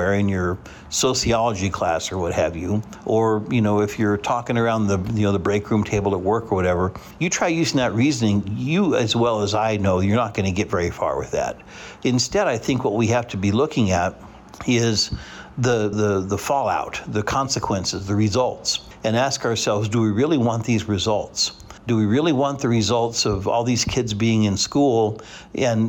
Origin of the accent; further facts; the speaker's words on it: Hutchinson, Kansas, United States; also born or lived in Salina, Kansas; growing up in Hutchinson, Kansas, and our neighborhood was crawling with kids